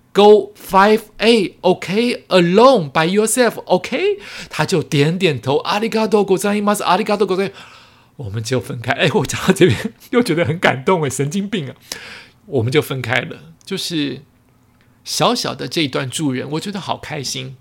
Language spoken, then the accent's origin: Chinese; Taiwan; 我来自台湾